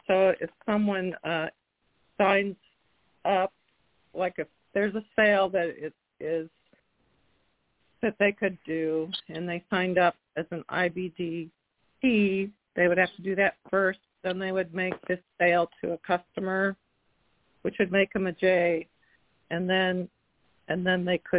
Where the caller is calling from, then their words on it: Washington, United States; I'm from Washington State.